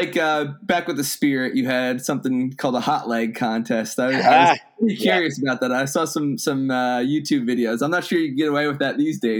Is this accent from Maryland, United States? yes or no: yes; Rockville, Maryland, United States; Maryland Bobcats, which my hometown team in Rockville, Maryland.